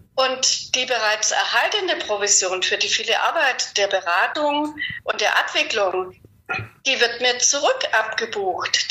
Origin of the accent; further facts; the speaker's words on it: Germany; wir Deutsche